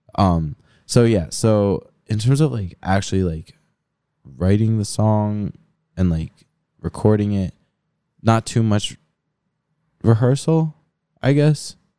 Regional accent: Philadelphia, Pennsylvania, United States; moved away as an adult; now in Pittsburgh, United States; I grew up in Philly, so I had shows in Philly back in high school

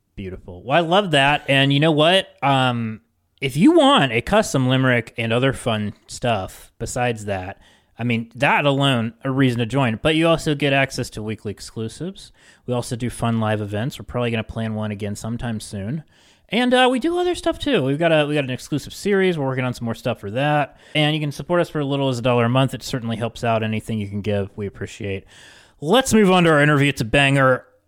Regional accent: West Virginia, United States; moved away as an adult; also born or lived in Nashville; I'm from West Virginia, and I, I moved away

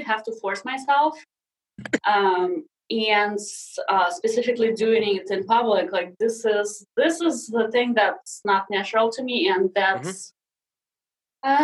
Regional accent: Siberia, Russia; English is a second language; moved away as an adult; also born or lived in Sakhalin Island, Russia; now in United States; I was six years old when we moved back to Siberia to my dad's family

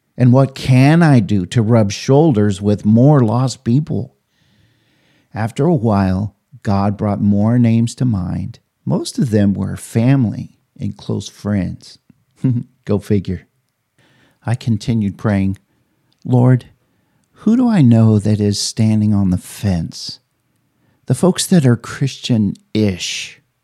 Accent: Oberlin, Kansas, United States; my hometown, Oberlin, Kansas

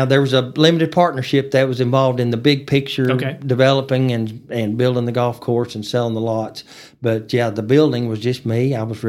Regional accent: Amarillo, Texas, United States; I grew up in Amarillo, lived here my whole life, so went to Coronado Elementary and Austin Middle School and Tascosa High School.

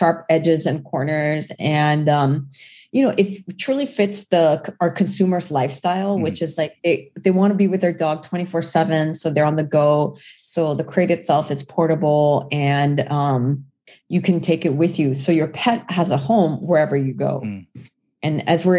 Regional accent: Orange County, California, United States; also born or lived in South Korea; I'm a Korean immigrant. I immigrated when I was 8 years old and I grew up in Orange County

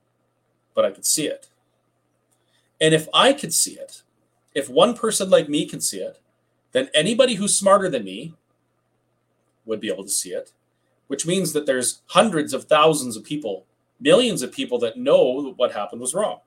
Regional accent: Alberta, Canada; as a Canadian, as an Albertan

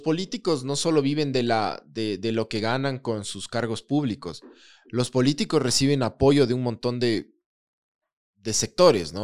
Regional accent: Ecuador; antes que ecuatoriano, soy liguista

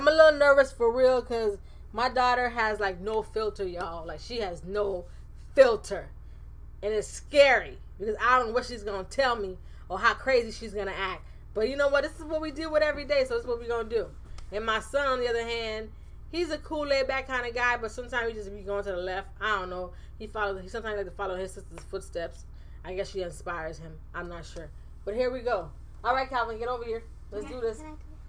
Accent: Jamaica; moved away as an adult; This podcast started off as something that I did just after I came from Jamaica back in 2014

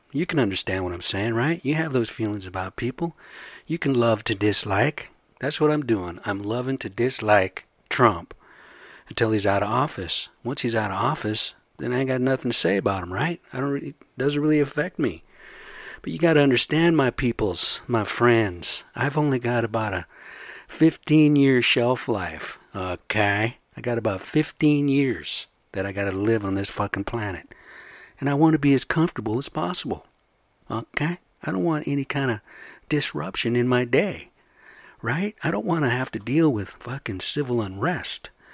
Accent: United States; I'm American, but we're the same blood

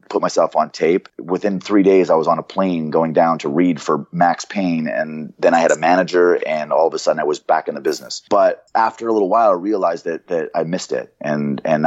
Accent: Canada; moved away; I was from Canada, so I was pale

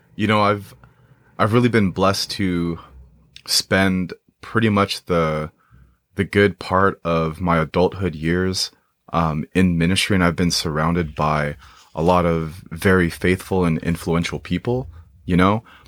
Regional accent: Moreno Valley, California, United States; I grew up in Mar-, Moreno Valley

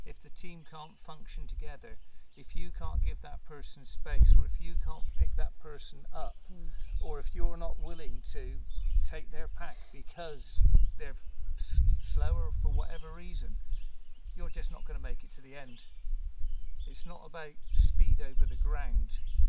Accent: Telford, West Midlands, United Kingdom; I'm coming from Telford in England. I'm here for a month visiting friends in America.

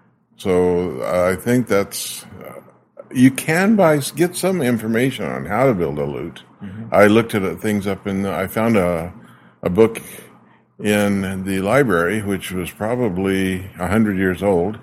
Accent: Arizona, United States; moved away as an adult; also born or lived in British Columbia, Canada; now in Saskatoon, Canada; Yeah, I was born in Arizona.

